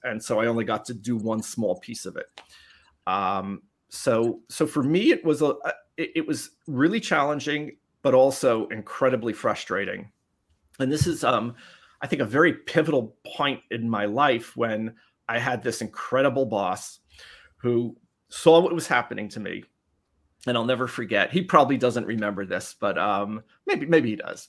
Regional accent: New York City, New York, United States; the Bronx, New York. so I grew up in New York City.

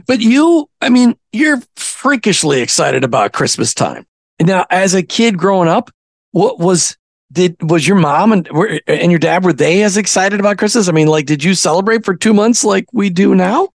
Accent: Minnesota, United States; growing up in Minnesota from the time I was eight on

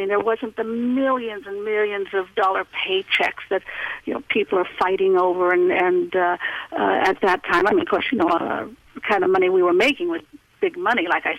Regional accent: Los Angeles, California, United States; also born or lived in Cleveland, Ohio; I was raised in Hollywood

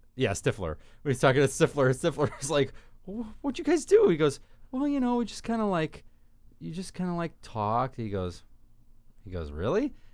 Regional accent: United States; our country

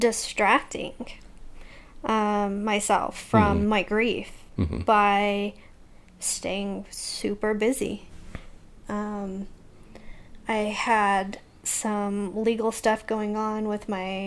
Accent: Utah, United States; Rose Park.

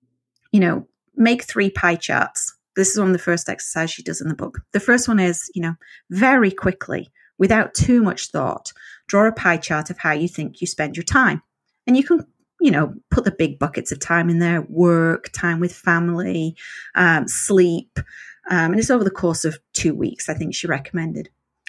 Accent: England, United Kingdom; And I've got to be honest, being English, I thought Kalamazoo was going to be way more interesting than it turned out to be.

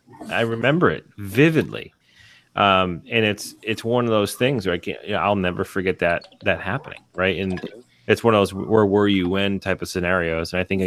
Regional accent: Massachusetts, United States; Growing up in Massachusetts

